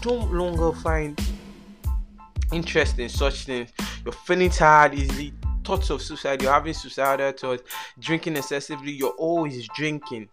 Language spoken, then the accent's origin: English; Nigeria; As an African child or as a Nigerian child, which I am. I'm Nigerian. I'm proud Nigerian.